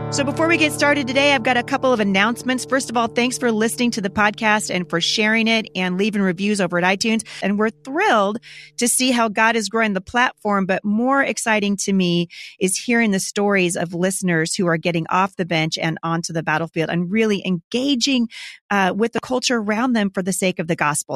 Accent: Vancouver, Washington, United States; Vancouver, Washington, my hometown

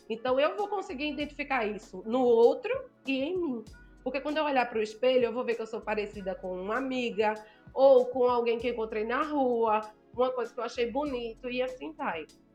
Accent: Northeast Region, Brazil; sou nordestina, gosto de ressaltar isso. Nordestina retada

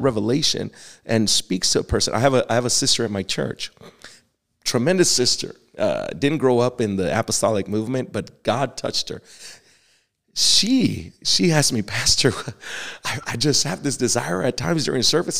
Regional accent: Texas, United States; accent: Texas; my little Texas accent

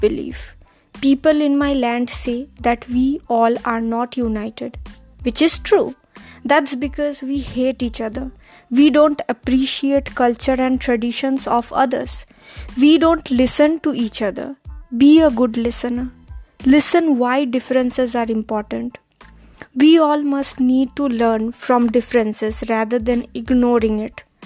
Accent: India; Being Indian in origin

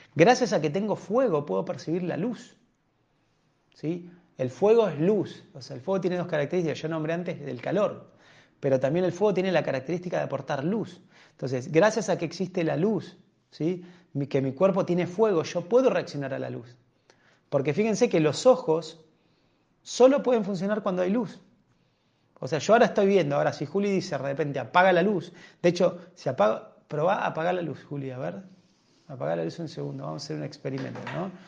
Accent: Argentina; entre nosotros los argentinos

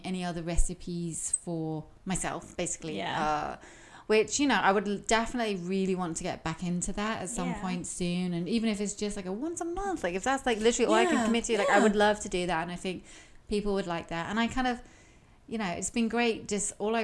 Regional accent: United Kingdom; moved away; I'm British

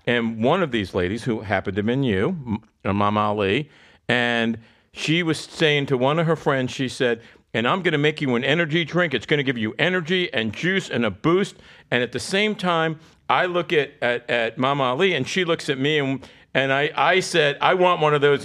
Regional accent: South Florida, United States; also born or lived in Lansing, Michigan; I grew up in South Florida. I've lived here since I was seven.

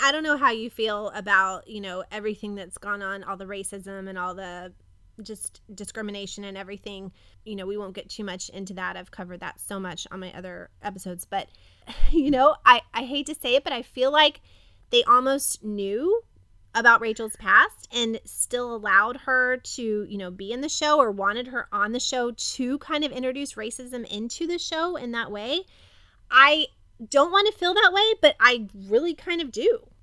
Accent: Kentucky, United States; I grew up in Kentucky

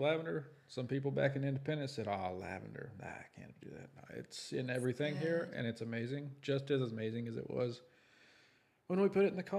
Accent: Canyon, Texas, United States; also born or lived in Borger, Texas; We are originally from Texas. Whitney is from Borger, Texas. I am from Canyon, Texas, just south of Amarillo, Texas, both near Amarillo. We went to college in my hometown of Canyon, Texas, West Texas A&M.

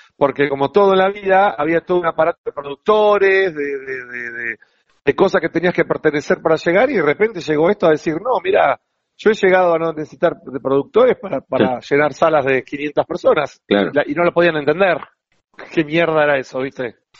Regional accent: Buenos Aires, Argentina; yo soy del barrio de Flores. Sí. Toda mi vida

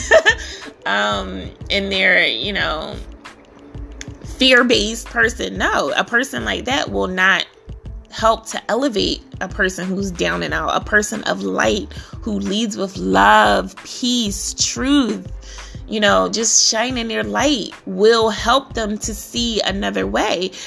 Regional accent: Philadelphia, Pennsylvania, United States; I grew up in Philly. Philadelphia, PA

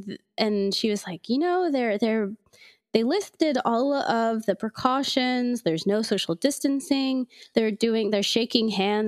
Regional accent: Oklahoma, United States; I grew up in Oklahoma

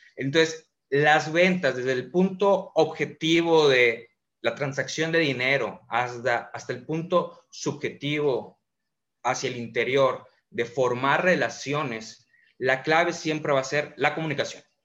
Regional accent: Mérida, Yucatán, Mexico; Soy de Mérida, Yucatán, 30 años, emprendedor

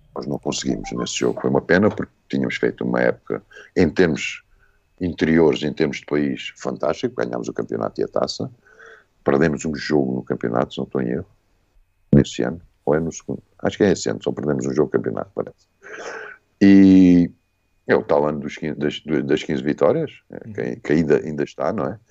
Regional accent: Moita, Setúbal, Portugal; also born or lived in Sion, Switzerland; Não, sou, não somos do Ribatejo, Moita é Extremadura

